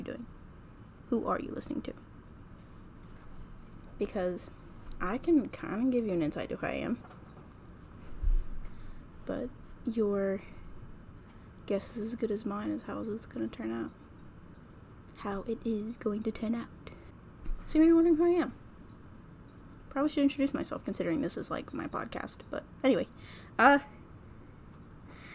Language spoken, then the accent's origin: English; North Carolina, United States; I'm from North Carolina.